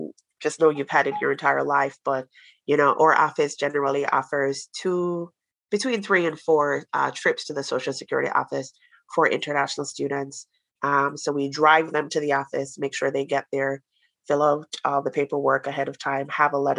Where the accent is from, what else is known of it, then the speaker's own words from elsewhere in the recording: Jamaica; now in United States; I'm from Jamaica and we have a couple of Jamaican students here. It does not snow where we're from